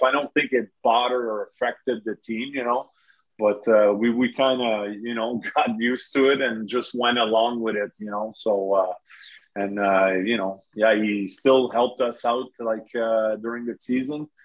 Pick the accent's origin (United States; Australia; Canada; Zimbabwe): Canada; Saint-Jérôme, Quebec; my hometown where I grew up, played minor hockey in St. Jerome